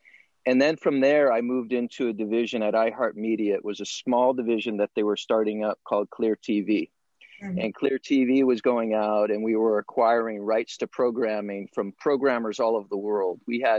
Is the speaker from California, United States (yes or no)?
yes; Monterey Park, California, United States; I grew up in Monterey Park, California, which is just one city away from East LA.